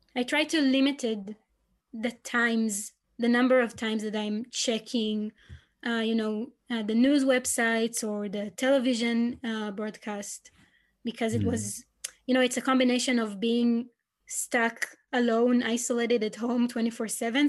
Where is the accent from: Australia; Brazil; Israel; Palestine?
Israel; I'm from Israel